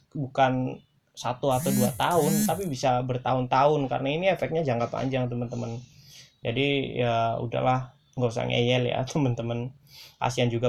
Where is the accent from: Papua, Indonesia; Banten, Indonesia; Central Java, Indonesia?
Central Java, Indonesia; Pemalang; Nah, di kampung-kampungku, di desa-desaku di Pemalang juga aku melihat sudah melihat nih